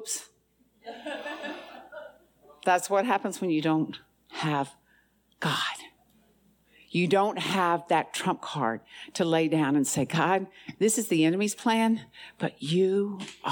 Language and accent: English; the South, United States; I'm from the South